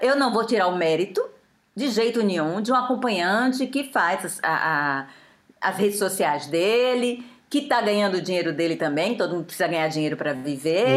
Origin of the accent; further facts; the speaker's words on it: Aracaju, Sergipe, Brazil; moved away as an adult; now in France; eu sou de Aracaju, sou nordestina. Moro aqui há 27 anos